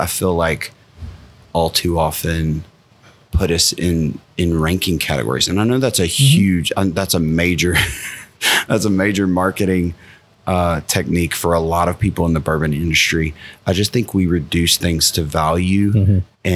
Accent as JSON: {"language": "English", "town": "Maryville", "region": "Tennessee", "country": "United States", "tie": "born or raised there", "moved": "as an adult", "lives_now": "Frankfort, United States", "said": "I grew up about 45 minutes from the Smoky Mountains, about 25 minutes from Knoxville, a town called Maryville"}